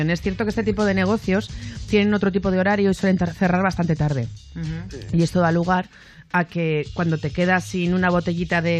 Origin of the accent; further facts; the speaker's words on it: Spain; que soy española y conozco la picardía que hay en España